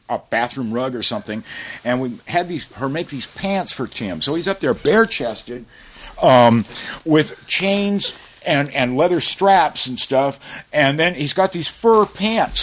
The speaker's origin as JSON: {"language": "English", "area": "South Bay", "region": "California", "country": "United States", "said": "We're from the South Bay"}